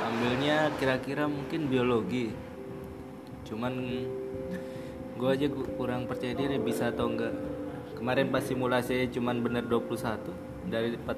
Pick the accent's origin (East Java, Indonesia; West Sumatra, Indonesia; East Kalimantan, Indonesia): East Java, Indonesia; Mojokerto; Gue asalnya dari Mojokerto